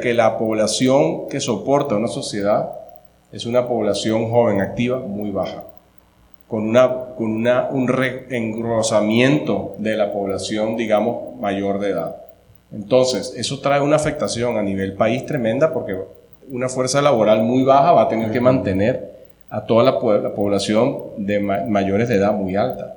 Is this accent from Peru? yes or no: no; Venezuela; moved away as an adult; now in Costa Rica; soy venezolano